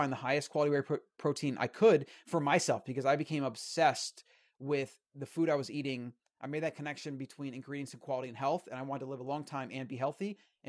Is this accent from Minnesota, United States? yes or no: no; Florida, United States; So, yeah, I mean, I grew up in Florida and, you know, standard American diet.